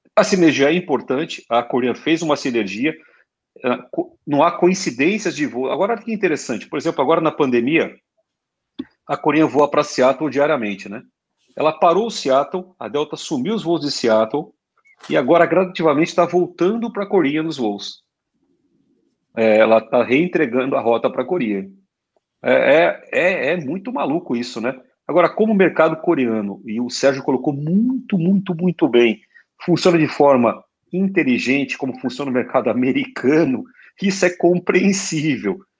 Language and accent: Portuguese; Brazil; a gente é brasileiro